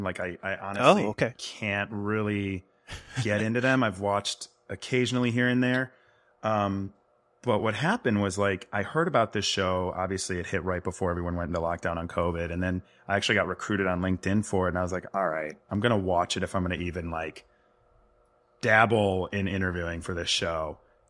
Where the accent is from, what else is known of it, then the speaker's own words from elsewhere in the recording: Rolling Meadows, Illinois, United States; No, you tracked me down. Yeah, I grew up in and around Rolling Meadows, Illinois. It's about 25 miles outside of Chicago.